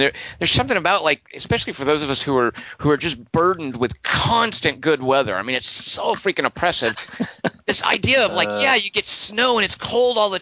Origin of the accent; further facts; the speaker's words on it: Arkansas, United States; I grew up in Arkansas